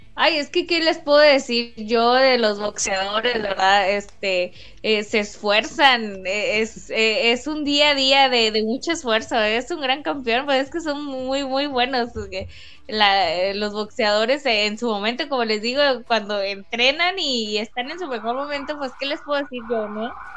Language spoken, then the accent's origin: Spanish; Mexico; como mexicana